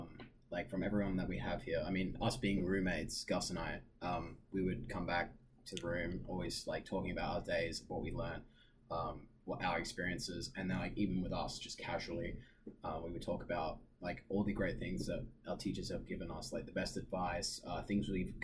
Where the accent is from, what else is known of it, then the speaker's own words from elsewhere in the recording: Oman; now in New York, United States; I think I had a mindset coming to New York, just from my own experiences in my hometown in Oman.